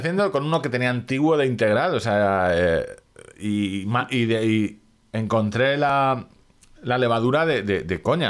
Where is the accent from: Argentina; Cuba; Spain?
Spain; somos españoles